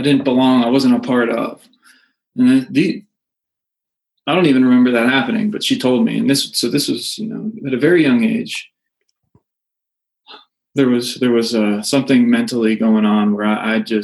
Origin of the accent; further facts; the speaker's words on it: North Carolina, United States; also born or lived in Northeastern United States; we finally settled in North Carolina when I was, like I said, around 4 or 5 years old